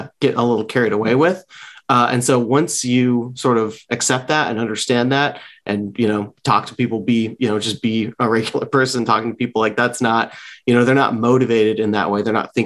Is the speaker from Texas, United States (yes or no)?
no; San Francisco Bay Area, California, United States; moved away as an adult; also born or lived in Lynchburg, Virginia; now in Washington, DC, United States; I grew up mostly in the San Francisco Bay Area